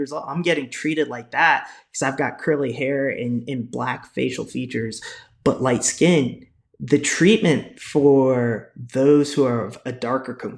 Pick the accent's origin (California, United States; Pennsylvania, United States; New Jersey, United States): New Jersey, United States; moved away; given that I am from the United States, I was born in New Jersey